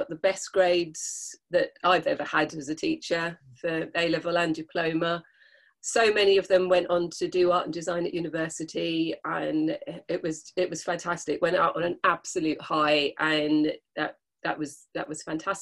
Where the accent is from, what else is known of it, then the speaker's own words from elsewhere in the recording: London, United Kingdom; moved away as an adult; now in Dorset, United Kingdom; I was born in London, so I was kind of used to, being in that kind of society